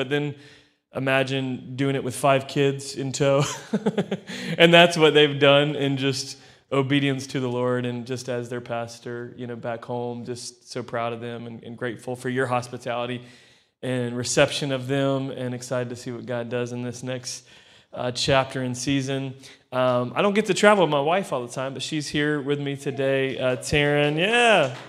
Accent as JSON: {"language": "English", "region": "Florida", "country": "United States", "said": "I come from Florida in the States."}